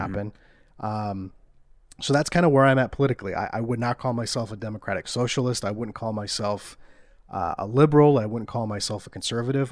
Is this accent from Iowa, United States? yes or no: yes; Iowa, United States; we're from Iowa. It's, it's flyover country